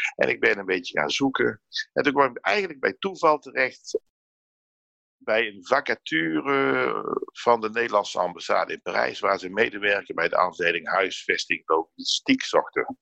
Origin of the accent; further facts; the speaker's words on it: Netherlands; now in France; In mijn geboortedorp